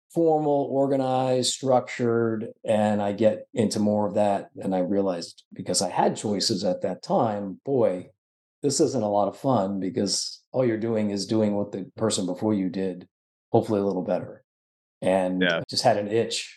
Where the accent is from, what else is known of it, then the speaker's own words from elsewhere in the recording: Florida, United States; I grew up in Florida.